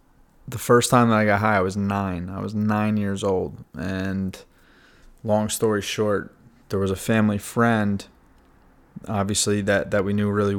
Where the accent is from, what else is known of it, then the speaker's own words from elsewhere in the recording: New York, United States; I grew up in New York, about an hour north of the city